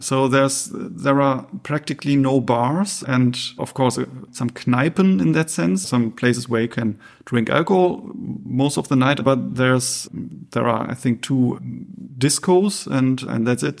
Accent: Essen, North Rhine-Westphalia, Germany; moved away as an adult; also born or lived in Münster; I grew up in Essen in the Ruhrgebiet and lived there for eighteen years before moving to Münster

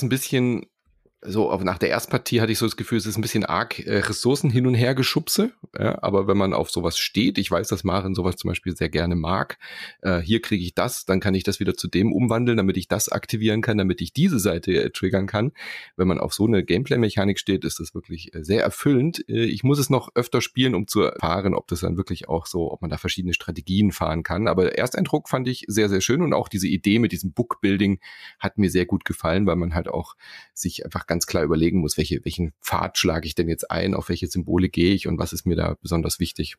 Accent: Germany; hier bei uns in Deutschland

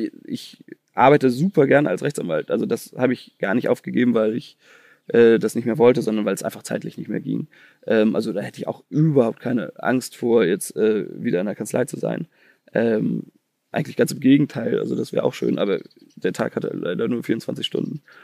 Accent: Chicago, Illinois, United States; weil ich komme irgendwie aus Chicago.

